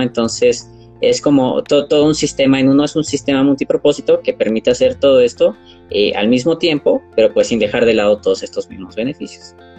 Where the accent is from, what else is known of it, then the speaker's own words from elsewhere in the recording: Mexico; tengo 24 años, soy de México